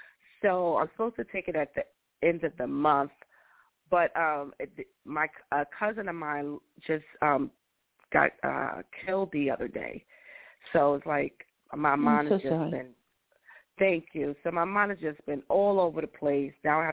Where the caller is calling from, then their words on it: Georgia, United States; I'm calling from Georgia.